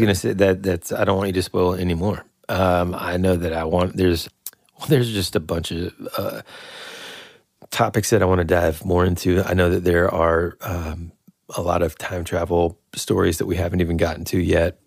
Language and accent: English; United States; as an American